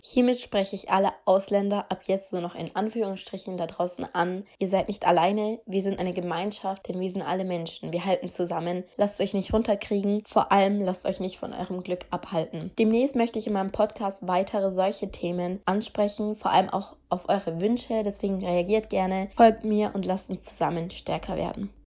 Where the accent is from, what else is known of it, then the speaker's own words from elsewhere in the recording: Germany; Ich bin in Deutschland geboren